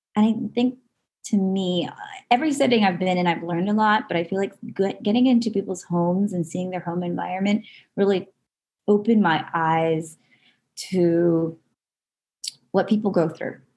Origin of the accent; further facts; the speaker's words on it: Southern California, United States; I grew up in Southern California and I'm still living in Southern California, just a little further north than where I'm um, originally from